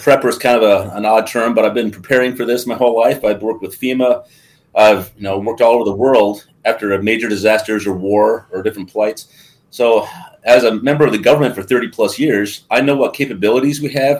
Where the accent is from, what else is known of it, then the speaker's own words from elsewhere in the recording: Arizona, United States; now in Green Bay, United States; I retired in 2011, and I moved to Wisconsin. Like you said, I'm from Arizona. I married a Upper Michigan girl in the Air Force.